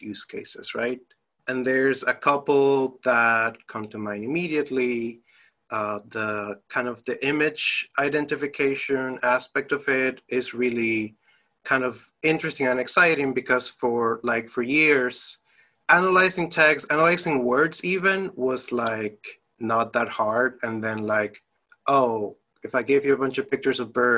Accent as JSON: {"language": "English", "country": "Dominican Republic", "also_born_or_lived": "United States / Germany", "moved": "yes", "lives_now": "Bloomington, United States", "said": "I'm originally from the Dominican Republic, but I lived in the US, I lived in Germany, and right now I'm calling from beautiful, sunny Bloomington, Indiana."}